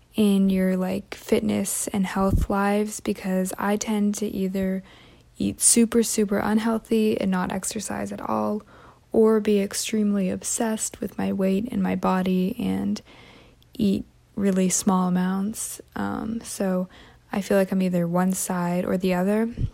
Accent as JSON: {"language": "English", "country": "Canada", "tie": "born or raised there", "moved": "yes", "said": "my s, like, town in Canada"}